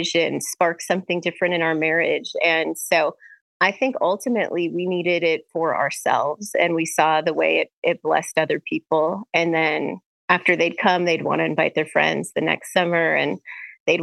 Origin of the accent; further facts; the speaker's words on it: Bismarck, North Dakota, United States; I'm originally from North Dakota, born and raised in Bismarck.